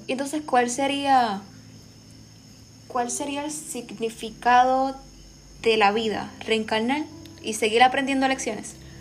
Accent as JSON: {"language": "Spanish", "country": "Puerto Rico", "said": "las raíces africanas que tenemos todos como puertorriqueños"}